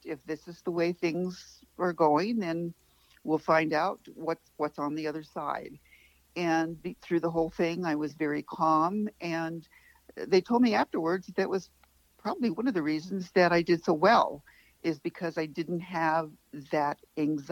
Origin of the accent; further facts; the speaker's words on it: Arizona, United States; I grew up in Arizona